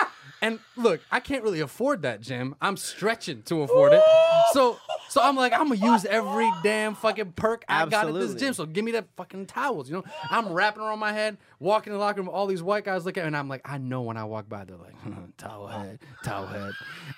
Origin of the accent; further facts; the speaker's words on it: United States; my ancestry is Iranian, but my ethnicity is Indian. I was born in so America.